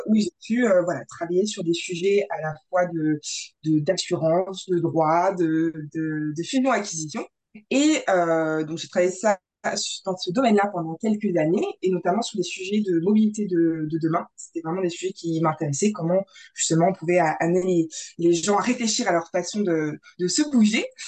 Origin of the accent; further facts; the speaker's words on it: Grand Est, France; nous on vient du Grand Est